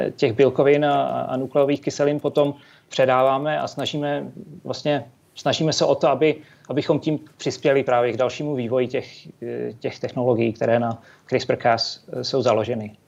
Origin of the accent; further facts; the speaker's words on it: Třinec, Moravian-Silesian Region, Czechia; Já, já jsem se narodil a vyrostl v Třinci, což je nedaleko polských hranic